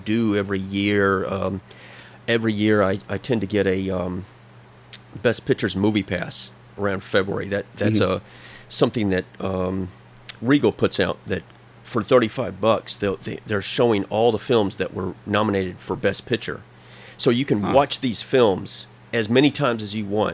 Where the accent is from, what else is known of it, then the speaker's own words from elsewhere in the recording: Texas, United States; moved away as an adult; now in Hawaii, United States; I grew up in Texas. I came here through the Marine Corps, was stationed in Hawaii, just never left